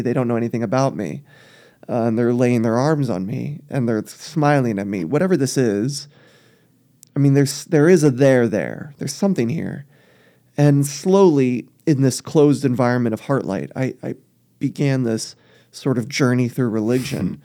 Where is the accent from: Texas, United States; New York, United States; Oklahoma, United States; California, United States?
Texas, United States; South; I grew up in South Texas